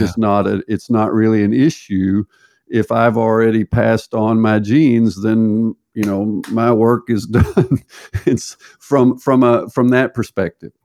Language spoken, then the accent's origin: English; United States; moved away as an adult; also born or lived in Berkeley, California / Texas / Arkansas / Dallas, Texas; now in Norway; I was raised in the Southern United States, Texas, and Arkansas